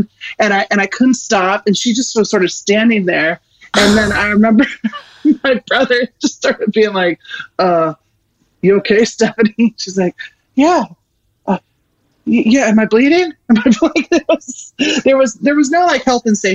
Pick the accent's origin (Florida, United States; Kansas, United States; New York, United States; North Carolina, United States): Kansas, United States; I grew up in Kansas